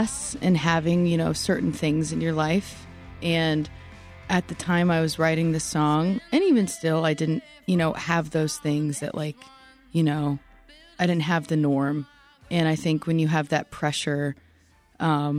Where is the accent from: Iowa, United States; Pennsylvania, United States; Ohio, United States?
Iowa, United States; moved away as an adult; now in Chicago, United States; I'm from a very small town in Iowa of like less than 1,000 people.